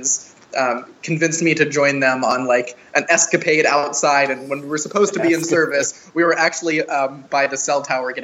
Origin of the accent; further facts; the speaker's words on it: Baltimore, Maryland, United States; moved away as an adult; also born or lived in Pikesville, Maryland; now in Philadelphia, United States; I grew up in Baltimore, Maryland